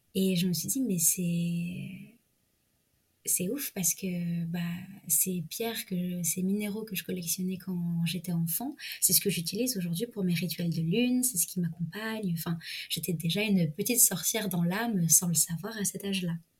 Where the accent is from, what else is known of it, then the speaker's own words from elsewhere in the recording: Provence-Alpes-Côte d'Azur, France; moved away; also born or lived in Paris; je suis retournée en région PACA, mmh. c'est-à-dire ma région de naissance